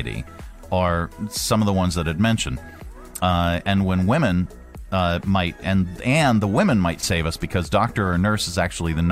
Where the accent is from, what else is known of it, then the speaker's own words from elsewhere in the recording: Northeast, United States; moved away as an adult; I was from the Northeast